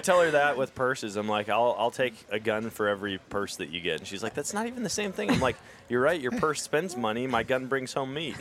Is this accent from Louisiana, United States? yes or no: no; Eau Claire, Wisconsin, United States; moved away as an adult; also born or lived in Missouri; I grew up in Eau Claire.